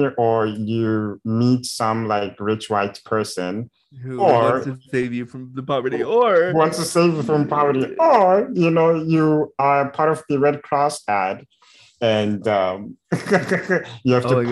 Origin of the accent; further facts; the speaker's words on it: Zimbabwe; Growing up in Zimbabwe, there's almost zero resources available for people with disabilities.